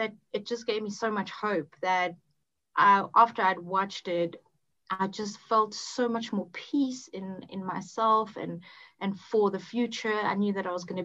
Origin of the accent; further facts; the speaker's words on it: South Africa; also born or lived in Botswana / Cape Town; I'm from South Africa. I've lived in a couple of places around here. And I was born in a place which was actually a different country at that point, called Botswana. Mm-hmm. And then moved to Cape Town